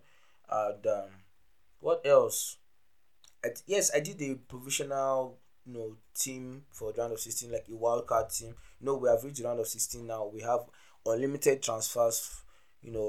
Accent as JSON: {"language": "English", "country": "Nigeria", "said": "I'm an African brother, I'm a Nigerian"}